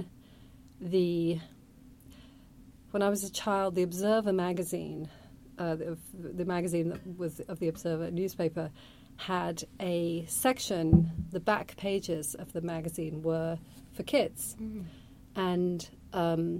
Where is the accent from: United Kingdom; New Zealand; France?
United Kingdom; Weymouth, South West England; accent: British; moved away as an adult; also born or lived in London; now in New York, United States; I grew up in the town of Weymouth.